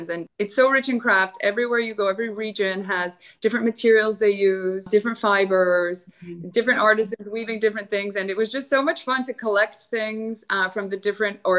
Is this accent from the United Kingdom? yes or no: no; Florida, United States; moved away as an adult; also born or lived in New York City / Colombia; Cuban. I'm first generation born in the U.S. Yeah. Um, in Florida.